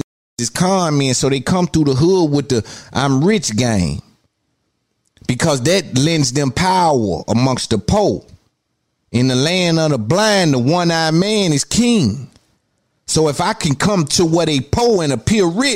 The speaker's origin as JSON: {"language": "English", "town": "Nashville", "region": "Tennessee", "country": "United States", "said": "I'm from Cashville"}